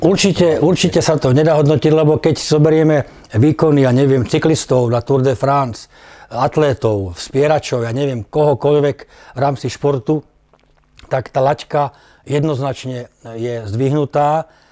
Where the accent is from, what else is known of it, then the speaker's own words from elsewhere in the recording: Slovakia; bol som prvý Slovák teda e, v tom čase, ktorý dostal túto ponuku